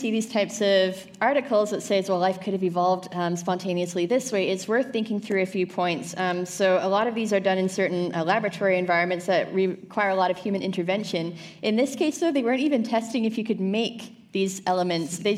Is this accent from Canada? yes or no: yes; Canada